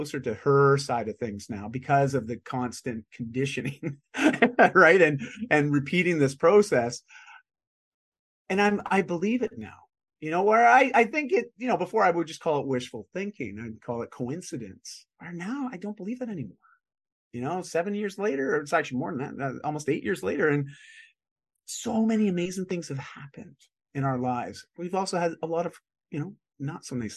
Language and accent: English; just outside of Toronto, Ontario, Canada; moved away as an adult; also born or lived in Vancouver; I grew up in just outside of Toronto.